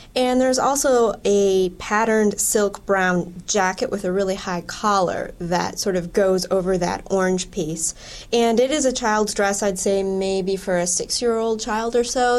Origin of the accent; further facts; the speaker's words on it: Wisconsin, United States; moved away; I'm originally from Wisconsin